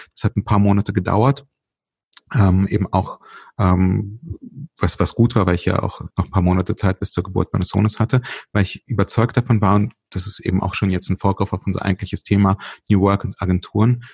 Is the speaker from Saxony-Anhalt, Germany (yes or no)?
no; Berlin, Germany; also born or lived in Ukraine (Soviet Union); als wir 1984 und ich war damals äh, vier, knapp fünf Jahre alt, ähm, aus der heute Ukraine, damals Sowjetunion, nach Deutschland gezogen sind. Wir sind damals tatsächlich schon nach Berlin gezogen